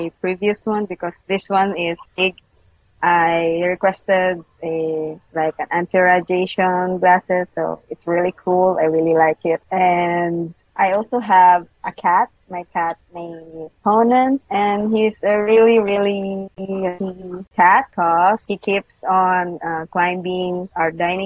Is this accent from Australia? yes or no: no; Philippines; I'm from the Philippines, and I am the art director of Muslim Manga